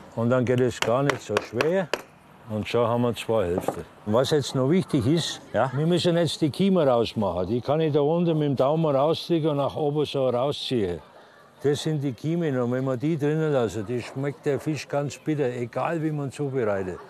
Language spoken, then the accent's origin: German; Franconia, Bavaria, Germany